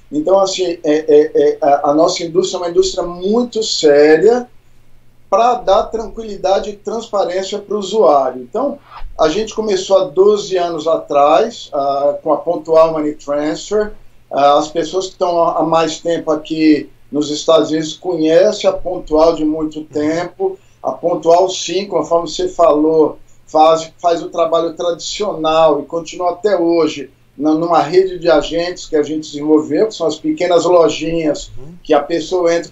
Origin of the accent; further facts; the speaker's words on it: São Paulo, Brazil; also born or lived in Brasília; Eu sou de São Paulo, Eu sou nascido em Brasília. A gente mudou para São Paulo, meus pais quiseram mudar quando eu tinha 10 anos. Então eu sou paulista